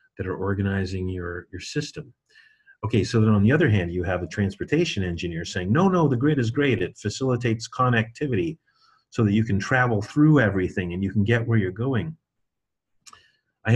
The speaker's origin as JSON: {"language": "English", "country": "United States", "said": "I'm an American"}